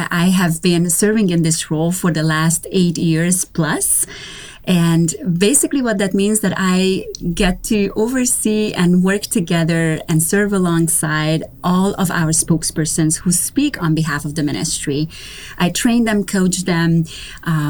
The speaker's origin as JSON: {"language": "English", "country": "Romania", "tie": "born or raised there", "moved": "yes", "lives_now": "North Carolina, United States", "said": "I am originally from Romania. So I was born and raised in Romania during communism."}